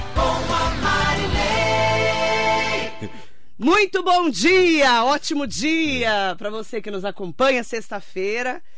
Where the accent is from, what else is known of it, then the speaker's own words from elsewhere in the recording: Mogi das Cruzes, São Paulo, Brazil; para nós que somos de Mogi das Cruzes